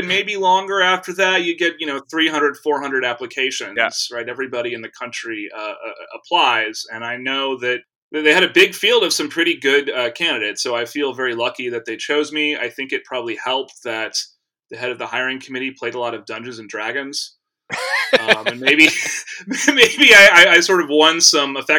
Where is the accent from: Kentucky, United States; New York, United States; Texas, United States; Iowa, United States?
Texas, United States; I grew up in Texas